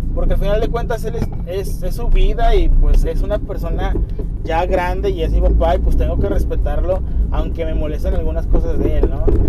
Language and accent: Spanish; Mexico; somos los mexicanos